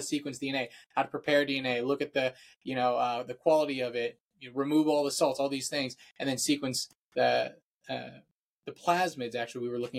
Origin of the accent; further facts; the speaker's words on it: Virginia, United States; I am from Virginia, so that's the eastern coast of the US